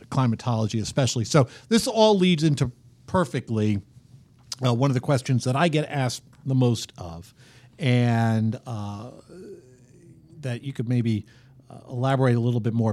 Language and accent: English; New York, United States; growing up in New York